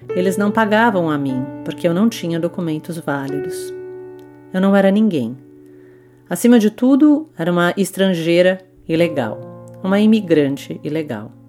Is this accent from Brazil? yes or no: no; Switzerland; born there; Eu nasci na Suíça, filha de mãe alemã e pai português.